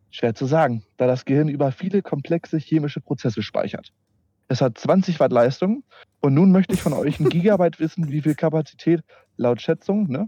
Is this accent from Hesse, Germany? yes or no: no; Peine, Lower Saxony, Germany; ich komme aus Peine und wie gesagt, ich komme aus Peine, Alter.